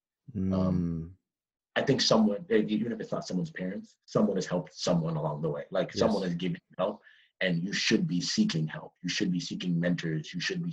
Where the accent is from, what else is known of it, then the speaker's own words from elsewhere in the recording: Toronto, Ontario, Canada; moved away as an adult; I'm from Toronto